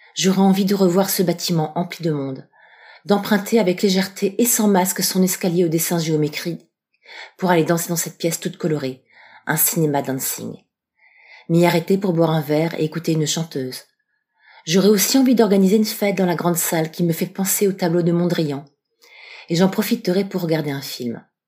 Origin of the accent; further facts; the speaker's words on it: Strasbourg, Grand Est, France; Je suis de Strasbourg